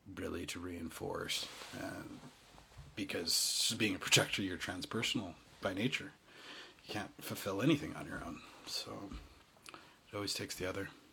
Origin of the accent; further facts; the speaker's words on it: Utah, United States; I'm half East African. Yeah, I'm you know I'm from Utah